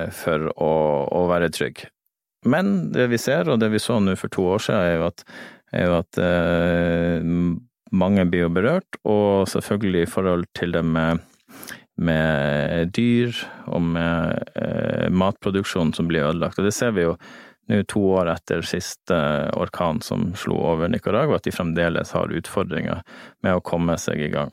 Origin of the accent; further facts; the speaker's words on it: Lofoten, Nordland, Norway; Jeg er fra Lofoten